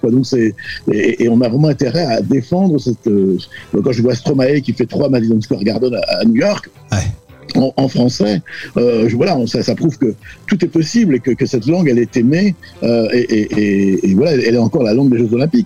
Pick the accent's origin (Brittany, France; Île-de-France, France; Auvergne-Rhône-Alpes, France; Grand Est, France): Brittany, France; first language Breton; French is a second language; ma langue maternelle, c'est le breton